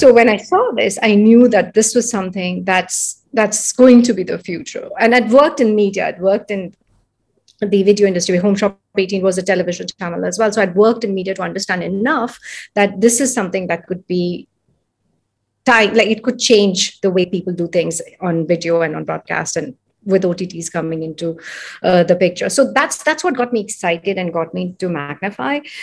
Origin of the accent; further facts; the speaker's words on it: India; moved away as an adult; also born or lived in San Francisco, United States; I'm from India. I'm born, brought up here.